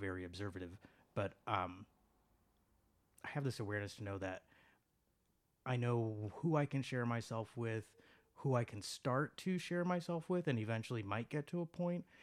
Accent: Chicago, Illinois, United States; I was born and raised in Chicago

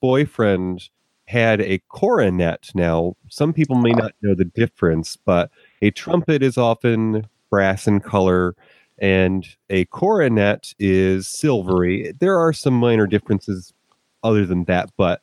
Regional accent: New York, United States; moved away; being from New York

